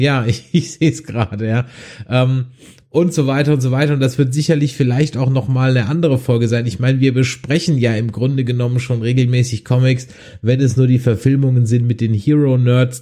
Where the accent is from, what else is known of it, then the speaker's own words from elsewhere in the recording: Düsseldorf, North Rhine-Westphalia, Germany; bei uns in Düsseldorf in der Immermannstraße